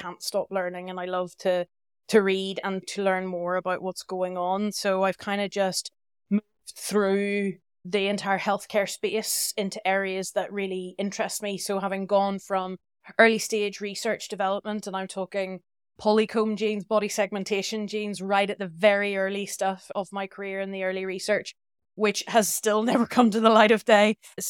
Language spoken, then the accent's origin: English; Northern Ireland, United Kingdom; moved away as an adult; I'm from Northern Ireland originally, but I've lived abroad for almost 17 years now.